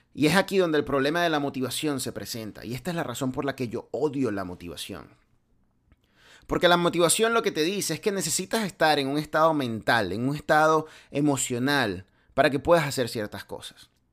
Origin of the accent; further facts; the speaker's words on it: Venezuela; now in United States; de donde yo vengo en Venezuela